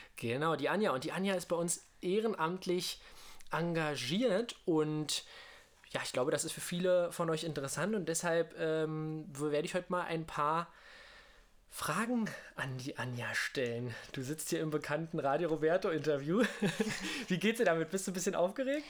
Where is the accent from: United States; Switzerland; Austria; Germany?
Germany; near Königs Wusterhausen, Brandenburg; moved away; also born or lived in Berlin; Ich bin tatsächlich in Berlin geboren und habe da lange in Brandenburg gelebt